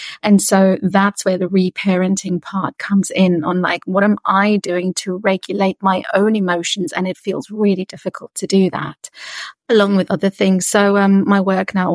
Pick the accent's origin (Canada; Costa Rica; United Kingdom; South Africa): South Africa; I'm from South Africa, born and raised.